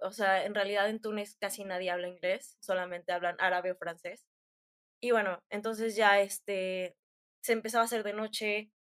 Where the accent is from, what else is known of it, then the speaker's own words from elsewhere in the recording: Tula de Allende, Hidalgo, Mexico; now in Querétaro, Mexico; soy de Hidalgo, nací en Tula de Allende, Hidalgo, pero después me mudé a Querétaro